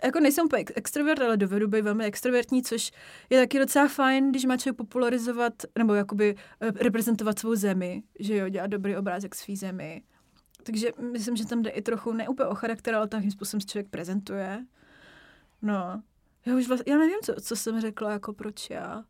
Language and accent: Czech; Czechia; also born or lived in Germany / United States; Prostě já jsem Češka, můžu tam jet, reprezentovat Česko